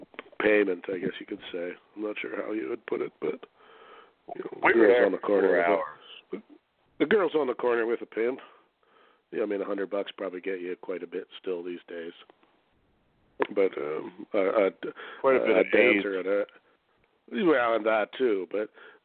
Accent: Canada; accent: Canadian; my outrageous Canadian accent

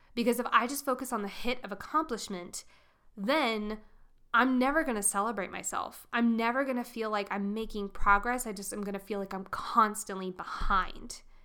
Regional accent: Colorado, United States; I'm from Colorado.

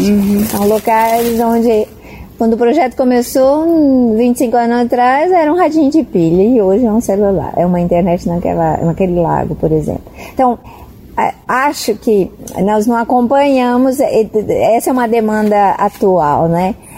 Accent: São José do Rio Preto, São Paulo, Brazil; moved away as an adult; also born or lived in Amazonia; na minha cidade natal, Rio Preto

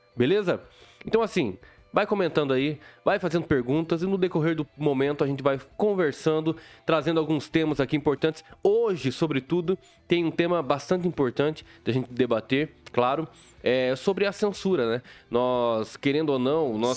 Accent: Mato Grosso do Sul, Brazil; moved away; also born or lived in southwest Paraná; eu não era do, do sudoeste, né? Eu hum. sou de Mato Grosso do Sul

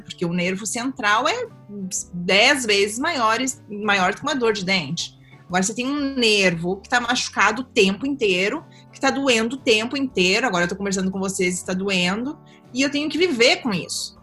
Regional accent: Capão da Canoa, Rio Grande do Sul, Brazil; also born or lived in Osório; now in Europe; Eu nasci em Osório, mas sempre morei em Capão

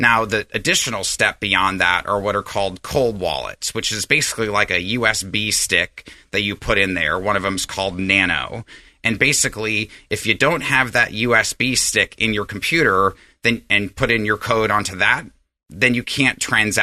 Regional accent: Galena, Alaska, United States; now in El Dorado Hills, United States; the little village I grew up in Alaska was on the Yukon River called Galena

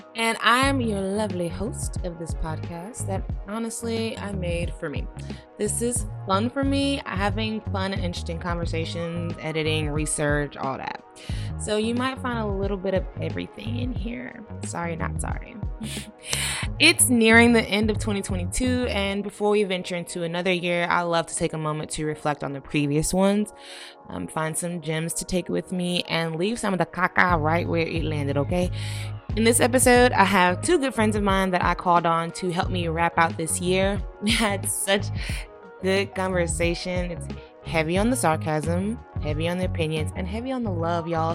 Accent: Atlanta, Georgia, United States; moved away as an adult; also born or lived in Nigeria; now in New York City, United States; I am from Atlanta

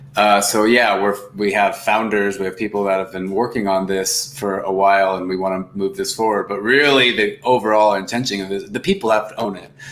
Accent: United States; also born or lived in Argentina; I'm, I'm from the United States

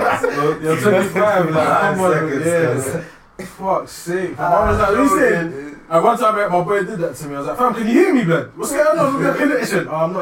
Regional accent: London, United Kingdom; I'm from London, I live in London

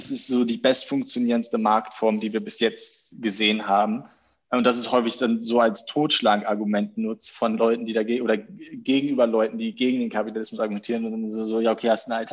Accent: Schleswig-Holstein, Germany; moved away as an adult; also born or lived in Netherlands / Hamburg; now in Berlin, Germany; aber ich komme eigentlich aus Nähe Hamburg, nicht, also eigentlich Schleswig-Holstein, aber an der Grenze zu Hamburg.

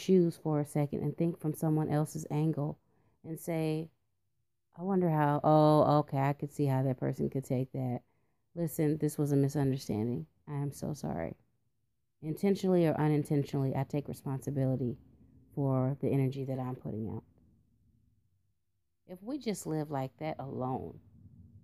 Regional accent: United States

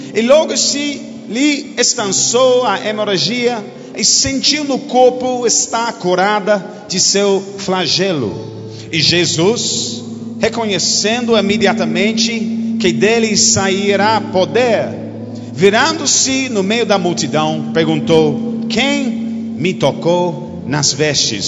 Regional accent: United Kingdom; Portuguese is a second language; Você nunca ouviu um britânico pregando

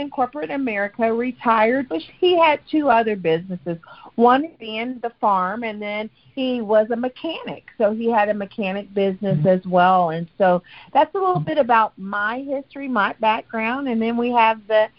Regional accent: Tonganoxie, Kansas, United States; I'm a farm girl. I grew up in Tonganoxie, Kansas, on a farm, 52 acres with my parents and four sisters.

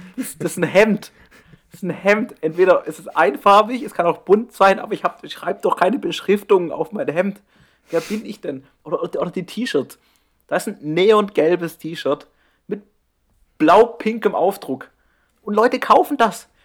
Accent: near the Black Forest, near Strasbourg, Baden-Württemberg, Germany; moved away; 30, 40 Minuten von meinem Heimatort weg

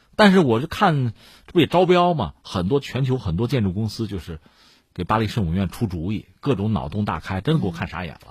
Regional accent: China; 我们中国人搞这个东西，应该叫修旧如旧

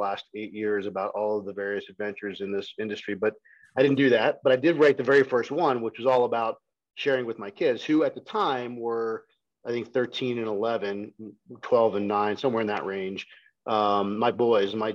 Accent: Houston, Texas, United States; moved away as an adult; also born or lived in Poughkeepsie, New York / Austin, Texas; now in Colorado, United States; I grew up mostly in Texas. So I went to high school in Houston, went to the University of Texas at Austin.

